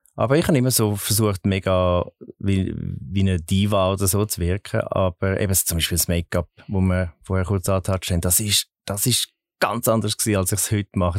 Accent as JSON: {"language": "German", "region": "Zurich", "country": "Switzerland", "tie": "born or raised there", "said": "ich bin in Zürich geboren und aufgewachsen"}